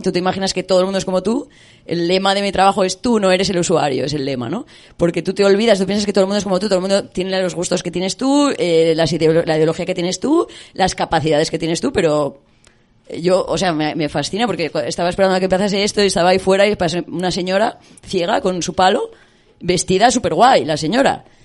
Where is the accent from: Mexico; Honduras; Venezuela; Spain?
Spain; moved away as an adult; also born or lived in United Kingdom